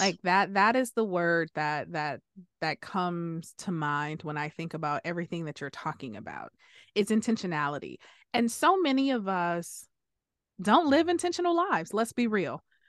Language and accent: English; Detroit, Michigan, United States; we came from Detroit